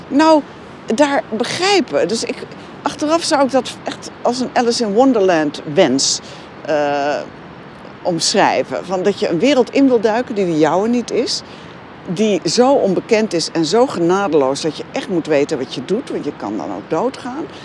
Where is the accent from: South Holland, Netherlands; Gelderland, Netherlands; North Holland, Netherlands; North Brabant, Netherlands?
Gelderland, Netherlands; Veluwe; ik kom van de Veluwe. Dus daar hadden we heide, bos, heel veel ruimte om te spelen